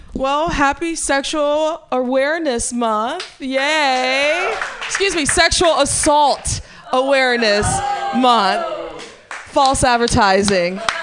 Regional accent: Midwest, United States; now in California, United States; I'm from the Midwest

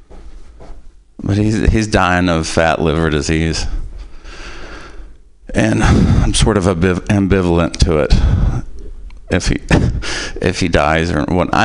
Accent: Possum Trot, Kentucky, United States; we're from Possum Trot, Kentucky

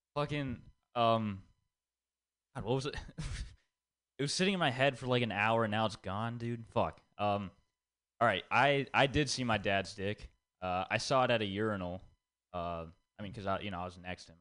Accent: India; I'm Indian, and growing up, I had to listen to a lot of Bollywood songs

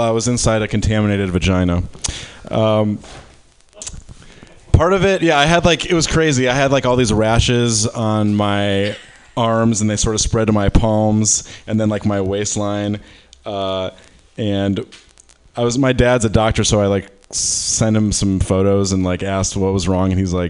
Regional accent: Detroit, Michigan, United States; Yeah, I'm from like Michigan. I'm from Detroit.

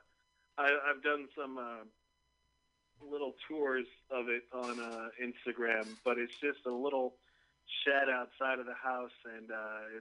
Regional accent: Richmond, California, United States; now in Oakland, United States; I was born and raised in the Bay Area, and I grew up in Richmond, California

